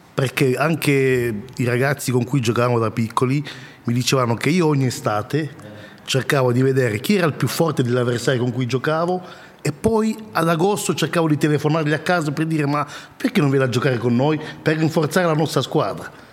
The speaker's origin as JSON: {"language": "Italian", "country": "DR Congo", "moved": "yes", "lives_now": "Italy", "said": "Repubblica Democratica del Congo, mio paese d'origine"}